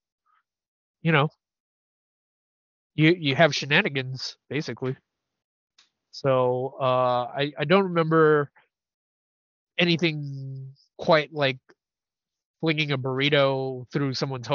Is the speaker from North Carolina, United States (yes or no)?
no; San Francisco, California, United States; I grew up in the Tenderloin